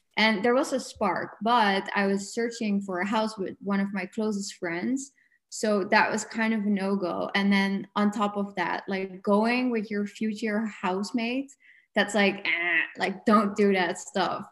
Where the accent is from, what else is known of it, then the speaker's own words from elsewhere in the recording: Netherlands; now in Portugal; I'm from the Netherlands.